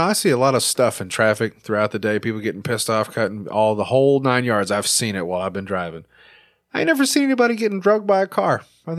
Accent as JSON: {"language": "English", "region": "Arkansas", "country": "United States", "tie": "born or raised there", "said": "Yeah. I grew up in Arkansas. It means something different down here."}